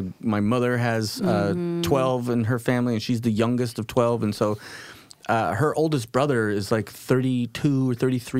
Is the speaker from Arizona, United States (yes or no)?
no; Woodburn, Oregon, United States; also born or lived in Salem, Oregon / Portland, Oregon; Crecí en Woodburn. Fui a high school en Salem. En North Salem High School. Pero viví un montón de mi vida aquí en Portland.